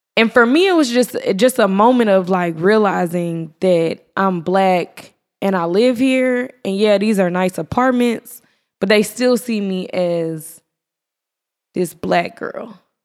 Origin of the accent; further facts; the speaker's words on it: Irving, Texas, United States; moved away; also born or lived in Atlanta; I'm from Irving